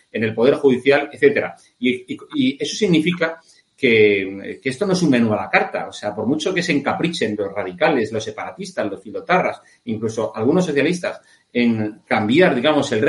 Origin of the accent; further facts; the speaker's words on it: Spain; con la misma fuerza que tú y yo, Eurico, somos españoles, españoles de bien.